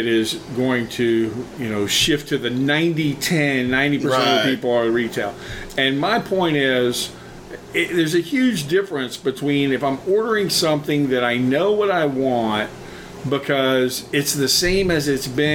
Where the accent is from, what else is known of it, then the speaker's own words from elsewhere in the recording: Florida, United States; I'm from Florida